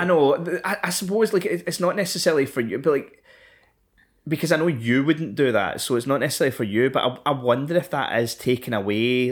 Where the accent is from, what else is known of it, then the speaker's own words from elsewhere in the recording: Scotland, United Kingdom; I am ten years old and I am from Scotland